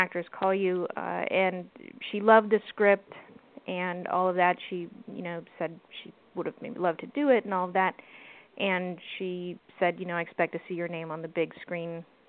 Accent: East Coast, United States; now in Los Angeles, United States; I'm originally from the East Coast, both the Southeast and Northeast

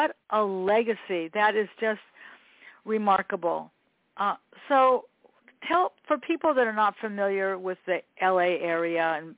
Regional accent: Los Angeles, California, United States; I grew up here in Westchester

